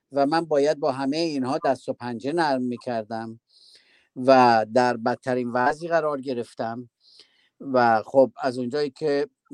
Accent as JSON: {"language": "Persian", "country": "Iran", "said": "در وطنمون در ایران"}